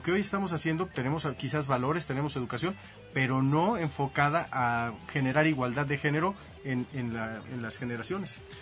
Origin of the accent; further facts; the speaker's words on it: Mexico; crecí aquí en México